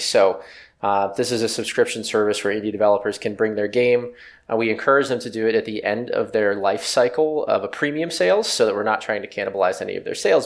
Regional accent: West Virginia, United States; I grew up in West Virginia, um, a small town outside of Pittsburgh

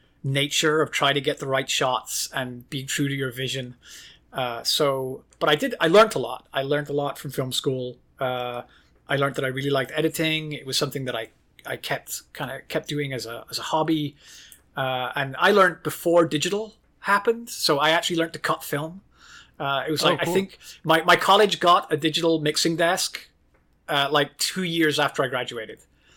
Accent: Ireland; also born or lived in United Kingdom / Norway; I lived in Ireland. I grew up in Ireland. I moved back to London in the UK for college.

